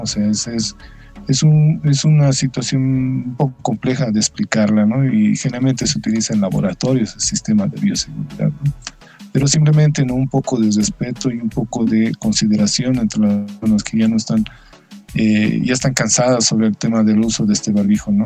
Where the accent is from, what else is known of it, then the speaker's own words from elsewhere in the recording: Bolivia; nos hemos ido educando como sociedad boliviana